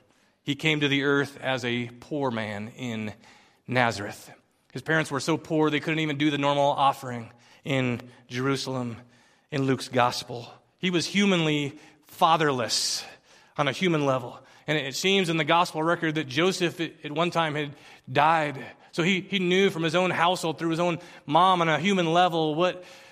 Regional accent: Philippines; now in United States; I remember growing up in the Philippines, being a sojourner and a foreigner, and I just didn't fit in, but I'd come back to the States, and I'd been gone for a few years, and I didn't quite fit in here

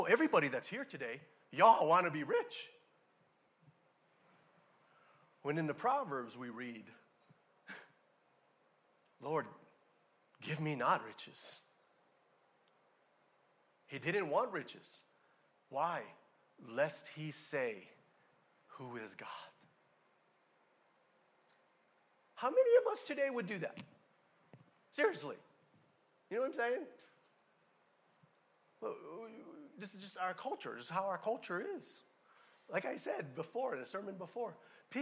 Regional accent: Hawaii, United States; I'm from Hawaii

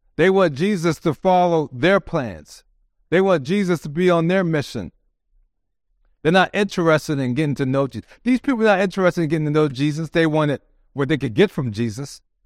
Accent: United States; we are proud to be Americans

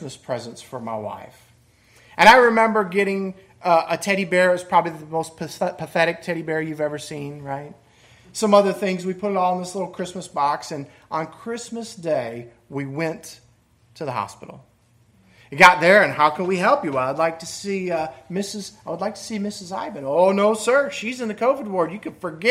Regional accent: Michigan, United States; moved away; I grew up in Michigan

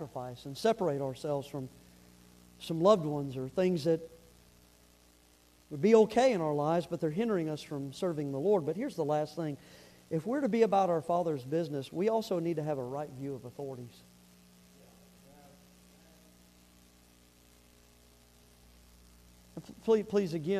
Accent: the South, United States; I'm from the South.

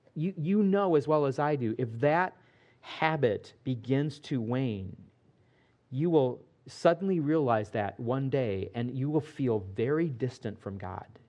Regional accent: Midwest, United States; Growing up in the Midwest

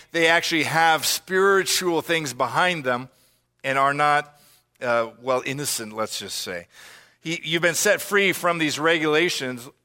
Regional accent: United States; us as American listeners

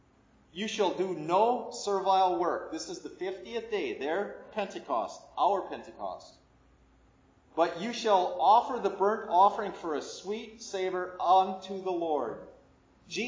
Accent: Midwest, United States; now in Lynchburg, United States; I grew up in the Midwest, where there's a lot of tornadoes.

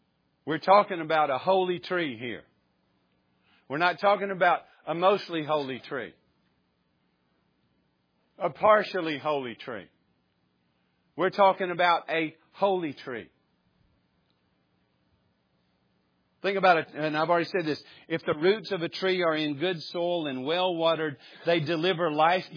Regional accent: the South, United States; we grew up in the South we grew up around church or in church

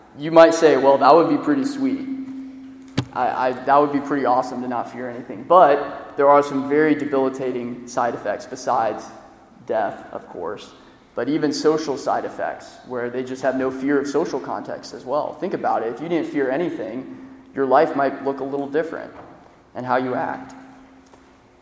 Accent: Florida, United States; I'm from Florida.

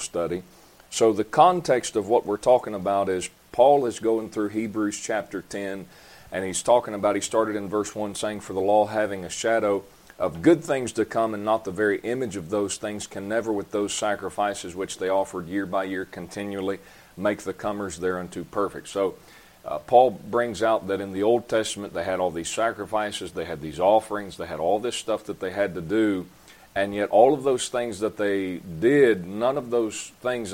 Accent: Folkston, Georgia, United States; also born or lived in Virginia / Delaware; I was practically born and raised in Folkestone

